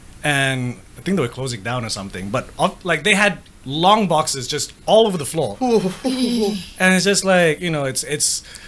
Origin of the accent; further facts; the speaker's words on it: England, United Kingdom; now in Malaysia; I grew up in England